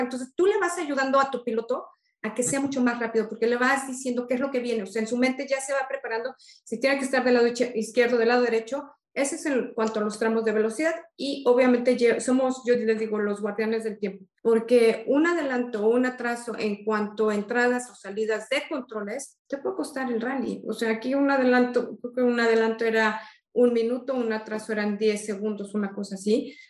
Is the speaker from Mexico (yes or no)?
yes; Mexico; soy la primera mexicana